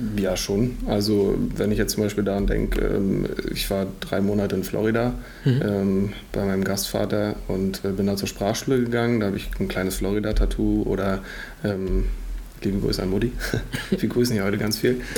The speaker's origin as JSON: {"language": "German", "town": "Greifswald", "region": "Mecklenburg-Vorpommern", "country": "Germany", "tie": "born or raised there"}